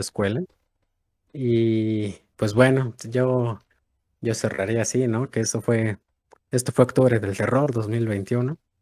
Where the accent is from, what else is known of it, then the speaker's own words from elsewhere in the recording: Mexico; si somos de México